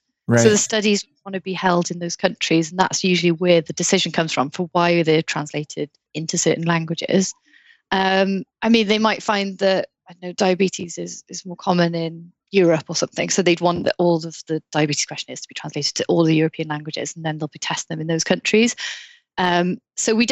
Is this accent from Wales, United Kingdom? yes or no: yes; South Wales, United Kingdom; also born or lived in Bordeaux, France; So I'm from Wales, and I'm from South Wales, and in North Wales, they say for cake, the word cake, they say cacen. But I'm from South Wales and I say taishen.